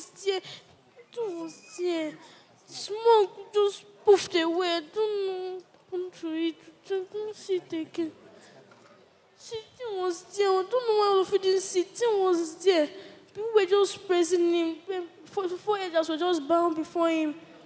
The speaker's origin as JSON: {"language": "English", "region": "Anambra", "country": "Nigeria", "said": "I'm from Nigeria, Anambra State."}